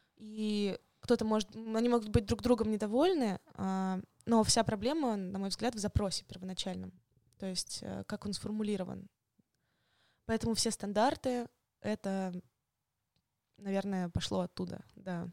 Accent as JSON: {"language": "Russian", "region": "Moscow", "country": "Russia", "tie": "born or raised there", "also_born_or_lived": "Kaliningrad / Yekaterinburg", "said": "То есть выросла я уже в Москве, и в школу ходила я тоже в Москве"}